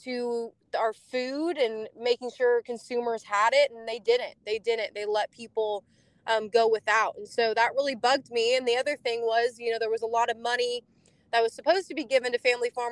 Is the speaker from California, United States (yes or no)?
yes; California, United States; moved away as an adult; now in Tennessee, United States; I came from California. Originally, we farmed over 80 years there